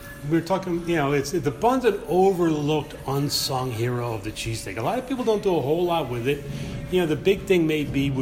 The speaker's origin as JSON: {"language": "English", "town": "Philadelphia", "region": "Pennsylvania", "country": "United States", "said": "we're all from Philly"}